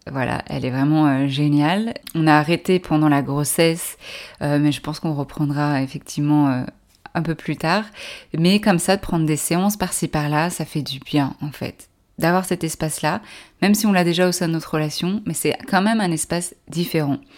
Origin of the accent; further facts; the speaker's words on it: France; Je suis française